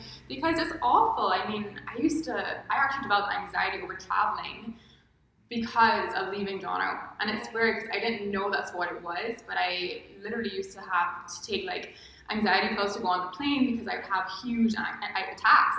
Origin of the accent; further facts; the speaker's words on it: Barbados; also born or lived in London; I'm from Barbados